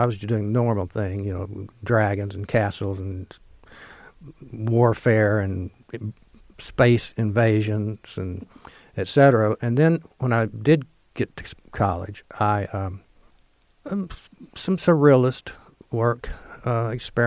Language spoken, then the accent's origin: English; Kennett, Missouri, United States; moved away as an adult; now in Oxford, United States; I grew up in Kennett, Missouri